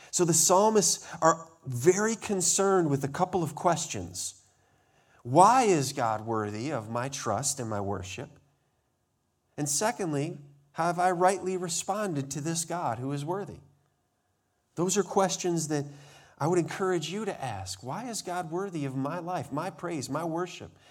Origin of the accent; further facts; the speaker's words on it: Montana, United States; I remember growing up in Montana, there was a place on a tour that we were